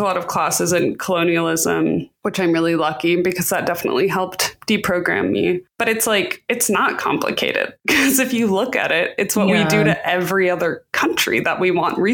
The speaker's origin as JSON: {"language": "English", "country": "United States", "said": "as an American Jew"}